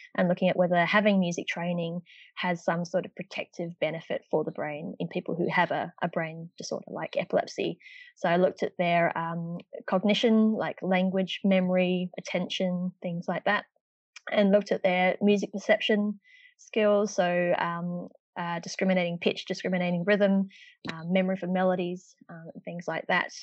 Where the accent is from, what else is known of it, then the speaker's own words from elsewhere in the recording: Perth, Western Australia, Australia; moved away as an adult; now in Melbourne, Australia; I'm actually from Perth uh, in Western Australia originally.